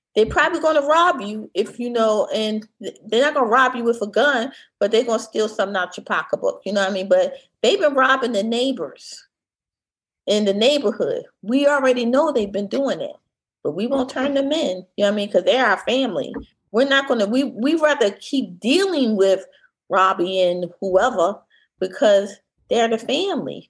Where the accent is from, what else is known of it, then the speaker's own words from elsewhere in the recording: Philadelphia, Pennsylvania, United States; I'm from Philly